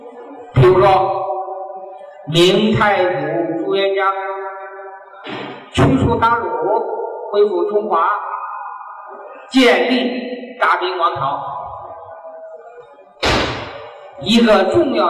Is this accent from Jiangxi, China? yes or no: no; Hunan, China; 我们湖南人毛泽东主席，他也遇上了。